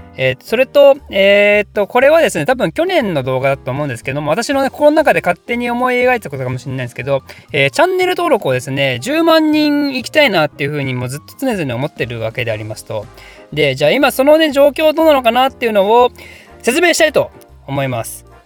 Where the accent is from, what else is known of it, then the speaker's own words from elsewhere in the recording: Ryugasaki, Ibaraki, Japan; 私、確かね、その、龍ヶ崎市出身です